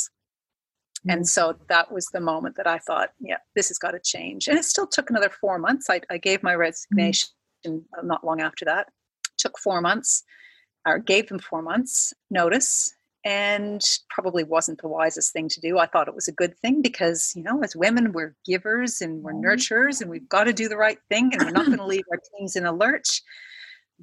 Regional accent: Canada; moved away as an adult; now in Australia; I am Canadian, came to Australia about 10 years ago for a job.

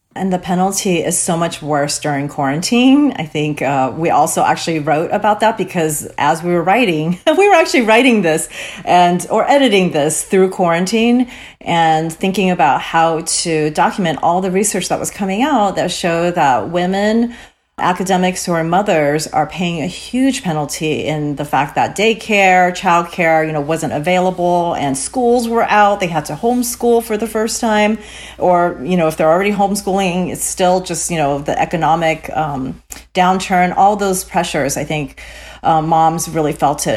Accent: Cerritos, California, United States; grew up in Cerritos, California

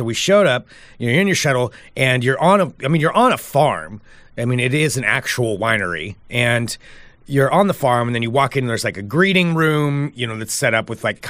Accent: Oregon, United States; I grew up in Oregon

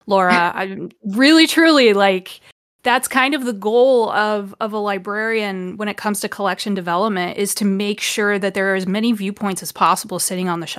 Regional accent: Ohio, United States; grew up in the Midwest, I'm from Ohio.

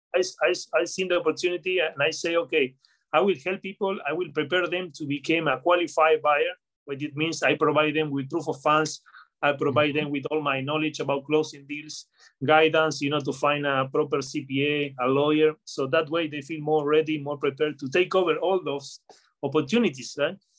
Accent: Patagonia, Argentina; moved away; also born or lived in United Kingdom; I'm from I'm from Patagonia, Argentina, from the south of Argentina

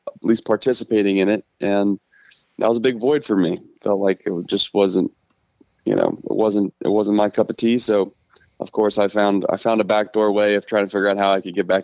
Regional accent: Hamilton, Ohio, United States; I'm actually from Hamilton, right down in near Cincinnati. And essentially was born and raised there, graduated from Hamilton High

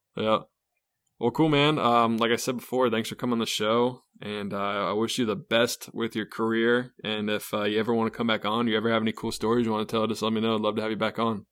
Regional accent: Charlotte, North Carolina, United States; I'm an East Coast kid, so I grew up in Charlotte my whole life

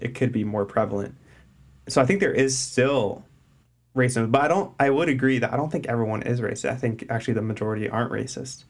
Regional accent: United States; as an American

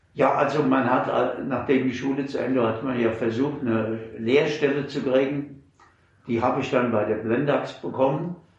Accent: Mainz, Rhineland-Palatinate, Germany; ich bin äh, im August 39 geboren und seitdem ununterbrochen in Mainz.

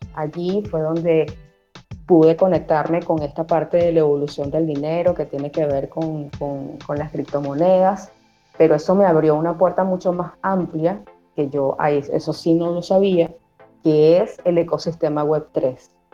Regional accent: Venezuela; accent: Venezuelan; Universidad Central de Venezuela, mi país natal y en el que aún todavía vivo

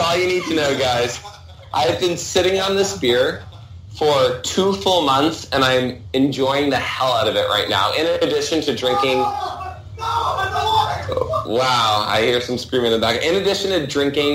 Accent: New York City, New York, United States; a New Yorker with strong, strong Cleveland ties

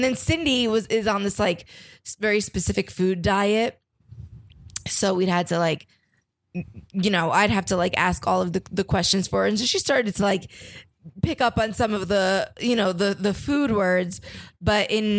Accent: Jersey Shore, New Jersey, United States; now in Los Angeles, United States; I grew up on the Jersey Shore and now I live in LA. So I know beach towns people.

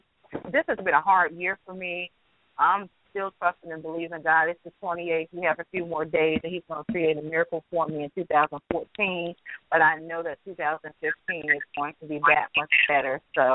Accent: Philadelphia, Pennsylvania, United States; from Philadelphia, Pennsylvania.

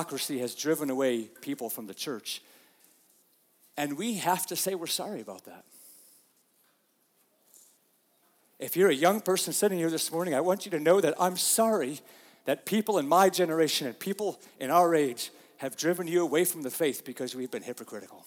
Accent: United States; We are such American Christians

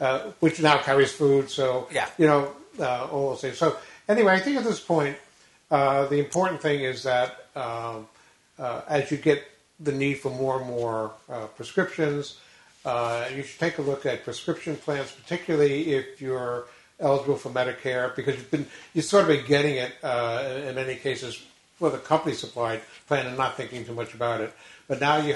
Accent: New York, United States; when I was growing up in New York

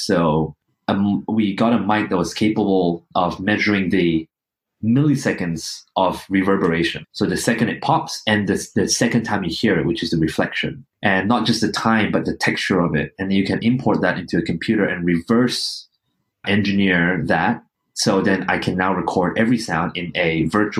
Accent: Kuching, Sarawak, Malaysia; now in Australia; I'm still stuck in Kuching

